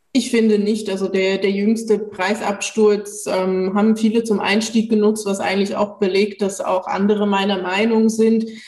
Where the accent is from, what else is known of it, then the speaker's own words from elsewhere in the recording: Switzerland; moved away; zu Hause fühle ich mich am ehesten noch in der Schweiz, wo ich aufgewachsen bin